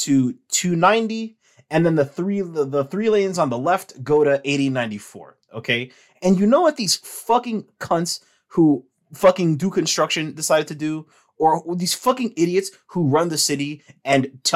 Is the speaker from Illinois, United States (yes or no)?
yes; Chicago, Illinois, United States; I'm from Chicago